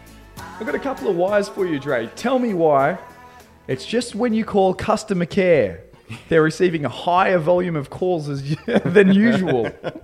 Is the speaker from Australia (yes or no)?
yes; Australia